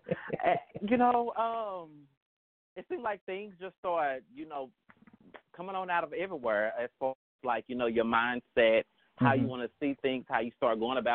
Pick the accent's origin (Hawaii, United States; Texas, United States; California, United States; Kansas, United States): Texas, United States; Dallas; accent: Southern; I'm the Southern Belle, so please look over my Southern accent. But I'm from Dallas, Texas